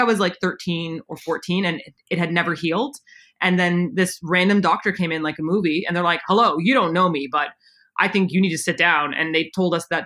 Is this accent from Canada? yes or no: yes; Canada; moved away as an adult; also born or lived in South Korea; Simon is my husband and we were both born in Canada